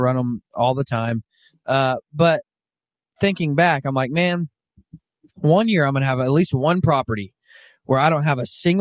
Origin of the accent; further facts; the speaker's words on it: Arkansas, United States; I grew up in Arkansas